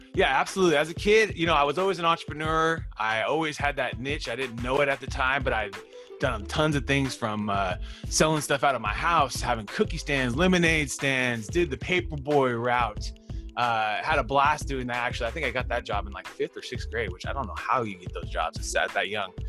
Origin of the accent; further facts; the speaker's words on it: Fresno, California, United States; I'm from Fresno